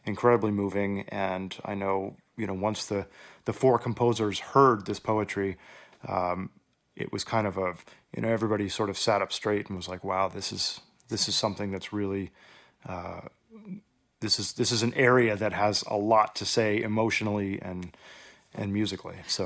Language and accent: English; Houston, Texas, United States; now in Oregon, United States; growing up in Houston, I had a tremendous presence of music in my public schools.